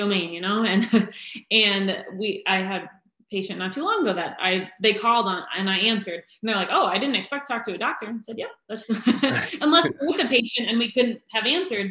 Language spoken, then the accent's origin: English; Pennsylvania, United States; moved away as an adult; also born or lived in Philadelphia; now in Raleigh, United States; We're from Pennsylvania